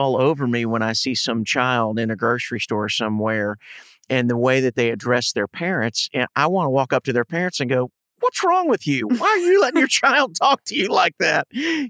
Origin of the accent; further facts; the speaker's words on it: Ohio, United States; moved away; I grew up in Ohio.